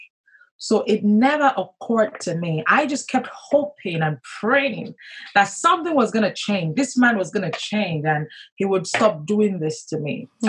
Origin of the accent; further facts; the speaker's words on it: southwestern Nigeria, Nigeria; Born and raised in Nigeria to academic parents.